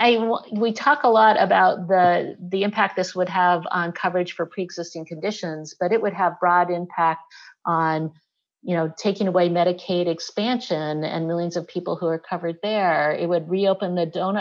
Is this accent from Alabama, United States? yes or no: yes; Selma, Alabama, United States; moved away; I was born in Selma, Alabama